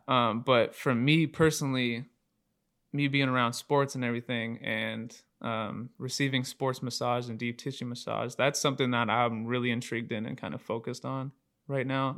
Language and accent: English; Aloha, Oregon, United States; from Aloha, Oregon. Uh, pretty much grew up here my whole life. Born and raised here in Oregon